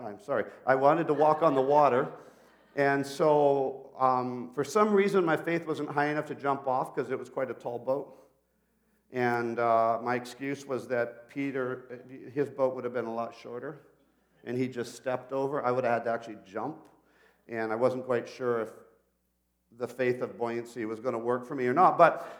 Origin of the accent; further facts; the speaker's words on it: Peru; And I grew up in Peru as a missionary kid. So I started speaking to her in Spanish